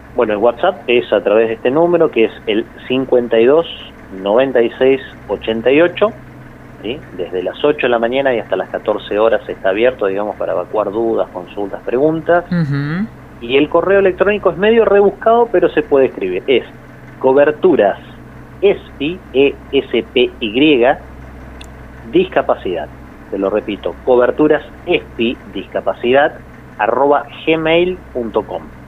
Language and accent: Spanish; Puerto San Julián, Santa Cruz, Argentina; yo soy de Puerto San Julián